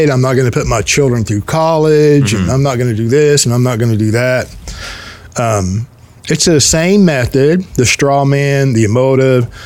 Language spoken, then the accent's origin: English; United States; yes, it's called being an American.